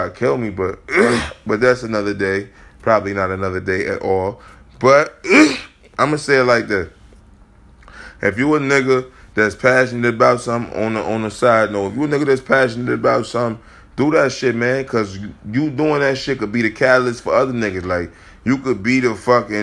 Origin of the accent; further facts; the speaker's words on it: Chicago, Illinois, United States; We came from Chicago, nigga. I came from Chicago